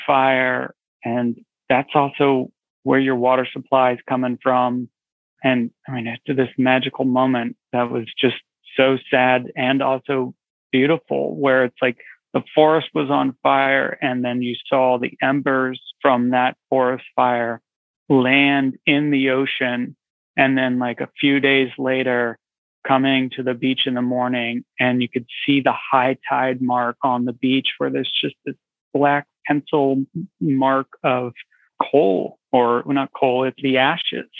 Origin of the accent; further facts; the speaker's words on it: Santa Cruz, California, United States; I grew up out west. I grew up in California, Santa Cruz, California